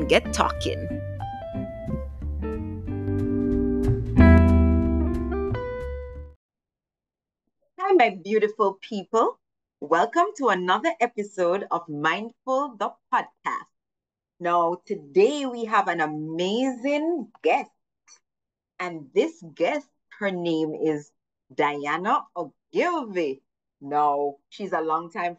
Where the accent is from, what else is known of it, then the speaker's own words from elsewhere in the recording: Jamaica; we're from Jamaica